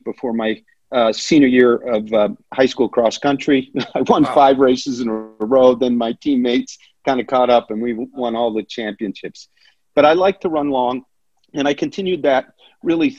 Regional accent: Exeter, New Hampshire, United States; my hometown of Exeter, New Hampshire

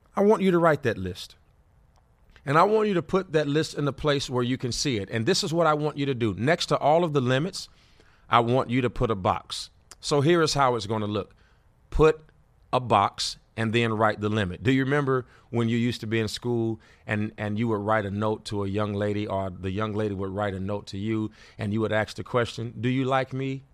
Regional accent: Gary, Indiana, United States; also born or lived in Fort Wayne, Indiana; I grew up in Gary, Indiana

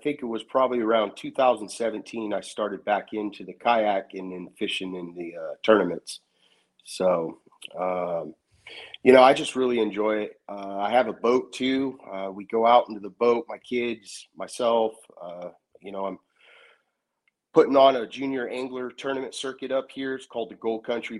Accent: Northern California, United States; I'm from Northern California, up here about maybe an hour south of Sacramento

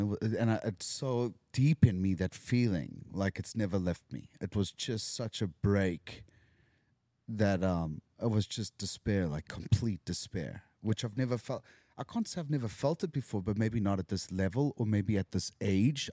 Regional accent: South Africa; moved away as an adult; now in Los Angeles, United States; I'm from Africa

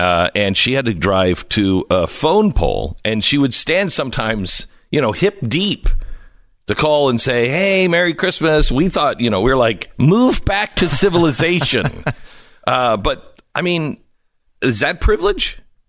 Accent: Oklahoma, United States; I'm from Oklahoma. There's no privilege at all in that.

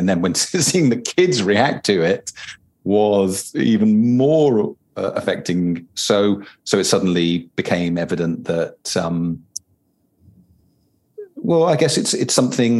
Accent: United Kingdom; a British person writing into this culture

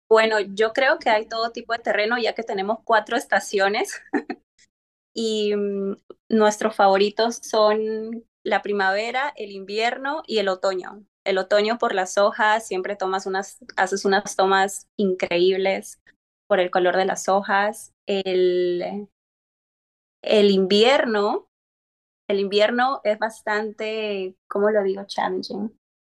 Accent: Peru; now in California, United States

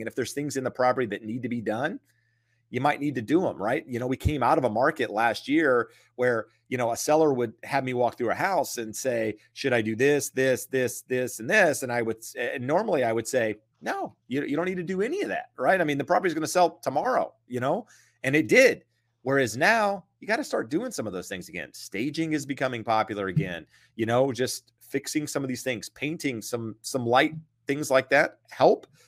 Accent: North Carolina, United States; now in Southern California, United States; I'm from North Carolina

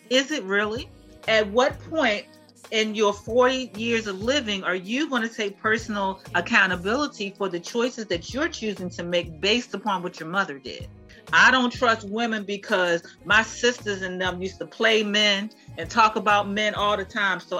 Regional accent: Baltimore, Maryland, United States; I'm from Baltimore

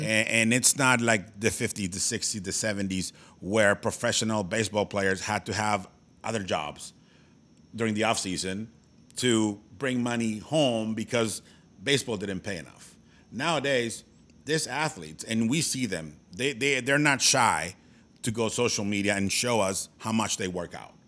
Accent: Mexico; now in United States; born and raised in Mexico, but now I am an American citizen because I've lived here for so long

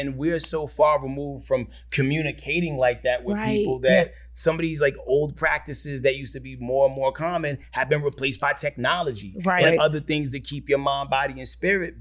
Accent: New York, United States; moved away; I'm from New York

